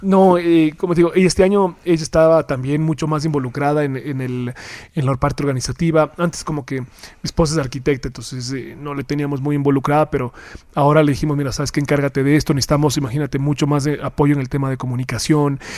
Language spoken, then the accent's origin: Spanish; Ecuador; somos menos los ecuatorianos